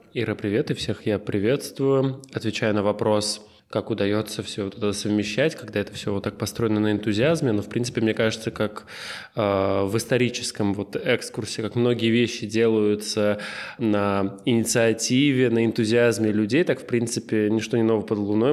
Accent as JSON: {"language": "Russian", "town": "Lipetsk", "region": "Lipetsk Oblast", "country": "Russia", "tie": "born or raised there", "moved": "yes", "said": "я из Липецка"}